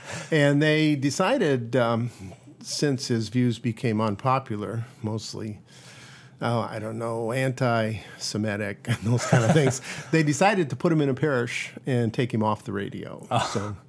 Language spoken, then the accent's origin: English; Royal Oak, Michigan, United States; moved away as an adult; also born or lived in New York / St. Louis / Caribbean; now in Bangor, United States; Yeah, I grew up outside Detroit in a town called Royal Oak, and went away to school in New York for undergrad, and then back to University of Michigan for medical school.